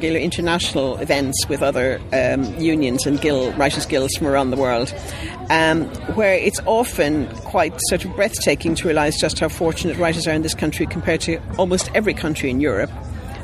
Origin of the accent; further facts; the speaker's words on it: Ireland; I'm Irish